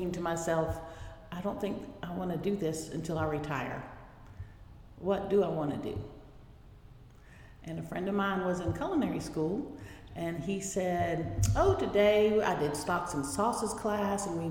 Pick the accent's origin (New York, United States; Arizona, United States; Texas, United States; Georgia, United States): Georgia, United States; Athens; I was born here in Athens, at Athens General. My mother and father and brothers moved here a long time ago, in the 50s. And then I came along, and I was raised here